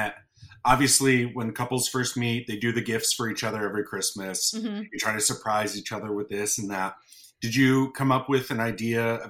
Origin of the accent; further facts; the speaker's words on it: Northern New York, United States; also born or lived in Florida; now in California, United States; I'm originally from Northern New York